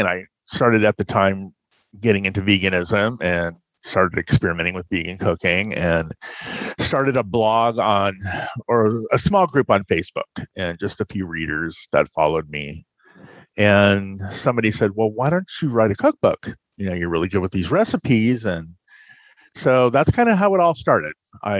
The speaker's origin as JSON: {"language": "English", "region": "California", "country": "United States", "tie": "born or raised there", "lives_now": "Fort Wayne, United States", "said": "Originally, I'm from Southern California. I grew up there, military family, and I moved to Fort Wayne, let's see, about 12 years ago."}